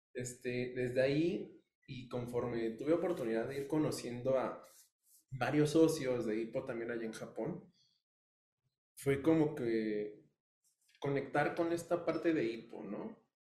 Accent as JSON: {"language": "Spanish", "country": "Mexico", "said": "como buen hijo mexicano"}